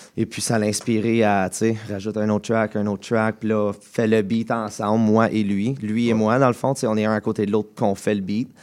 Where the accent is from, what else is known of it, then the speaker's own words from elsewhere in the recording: Embrun, Ontario, Canada; je viens de, de, Embrun, en Ontario